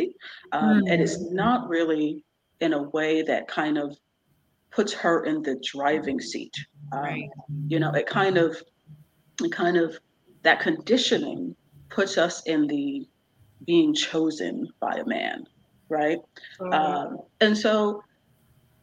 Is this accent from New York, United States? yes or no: yes; Poughkeepsie, New York, United States; born or raised there; also born or lived in United Kingdom